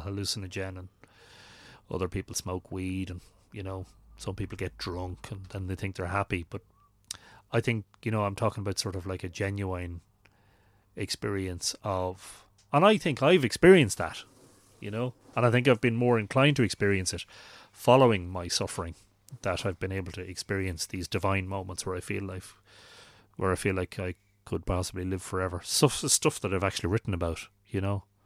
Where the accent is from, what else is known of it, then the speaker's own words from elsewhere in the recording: Drogheda, Leinster, Ireland; I'd been growing up in Drogheda